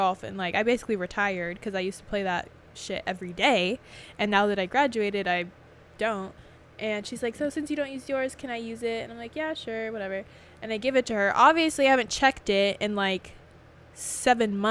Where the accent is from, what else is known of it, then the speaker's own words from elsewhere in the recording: California, United States; I'm from Cali